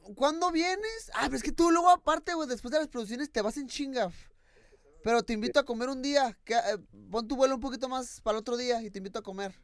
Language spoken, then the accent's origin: Spanish; Mexico; soy mexicano, soy latino